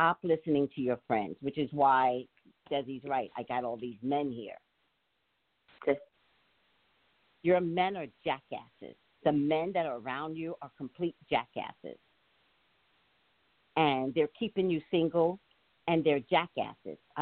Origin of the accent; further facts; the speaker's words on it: New York, United States; I'm from New York